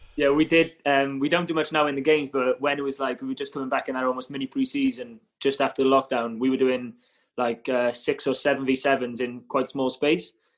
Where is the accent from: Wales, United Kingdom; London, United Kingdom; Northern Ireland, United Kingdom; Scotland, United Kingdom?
Wales, United Kingdom; Cardiff; moved away as an adult; now in Bristol, United Kingdom; I'm obviously Cardiff-born, Cardiff-bred